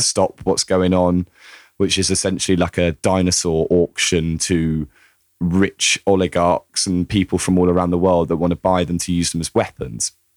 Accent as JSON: {"language": "English", "country": "United Kingdom", "said": "as a Brit"}